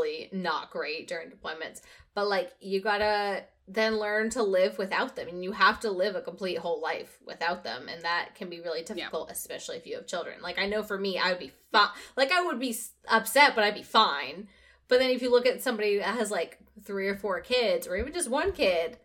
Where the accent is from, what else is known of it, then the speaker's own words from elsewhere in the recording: New England, United States; moved away as an adult; I'm going to go ahead and speak for us New Englanders